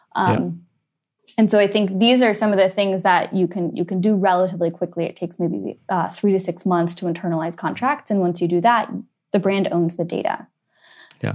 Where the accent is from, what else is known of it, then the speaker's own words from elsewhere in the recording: San Francisco, California, United States; moved away as an adult; also born or lived in Switzerland; now in London, United Kingdom; the very few people who was born and bred in San Francisco, grew up in in the city while Silicon Valley was booming.